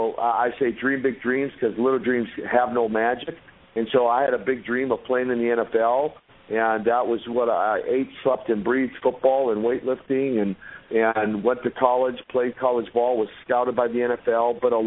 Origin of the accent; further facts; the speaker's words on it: Minnesota, United States; That and the fact that I'm from Minnesota, not from Moscow.